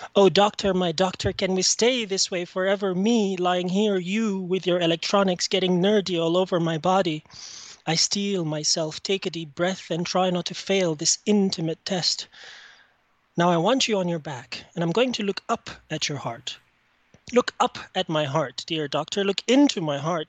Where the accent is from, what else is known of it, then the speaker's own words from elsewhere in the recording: Egypt; now in Canada; I'm calling from Canada. I'm originally from Egypt.